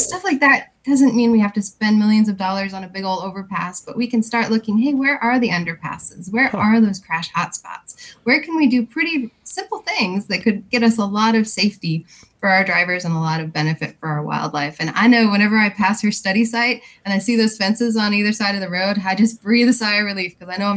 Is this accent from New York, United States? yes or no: no; Wyoming, United States; now in Virginia, United States; I'm actually originally from Wyoming